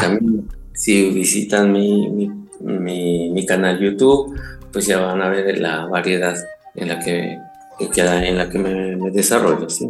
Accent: Mexico; first language Spanish; moved away; me siento muy mexicano y no siento que haya perdido un pelo de mexicano

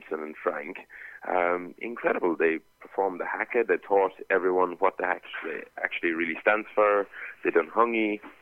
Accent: Kerry, Munster, Ireland; born or raised there

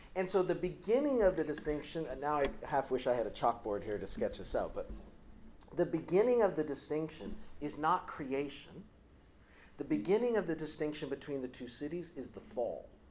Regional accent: United States; I come from the United States

